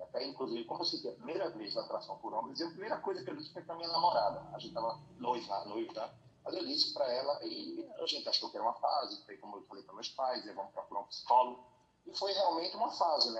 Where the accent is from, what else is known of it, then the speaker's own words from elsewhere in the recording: Recife, Pernambuco, Brazil; sou aqui de Recife